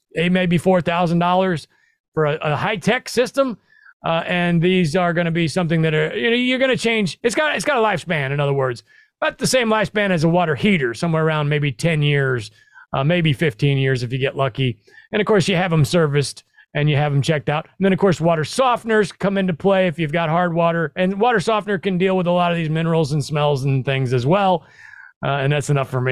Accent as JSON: {"language": "English", "region": "Midwest", "country": "United States", "also_born_or_lived": "New York City", "moved": "yes", "lives_now": "Tennessee, United States", "said": "I'm originally from the Midwest"}